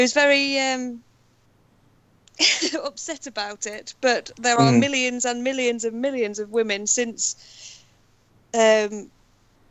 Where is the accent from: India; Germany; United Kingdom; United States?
United Kingdom; I'm British